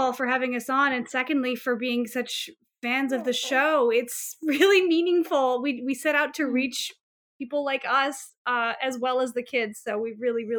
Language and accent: English; Paris, Île-de-France, France; an executive producer of the Babysitter's Club on Netflix. I grew up in Paris and I love to bake.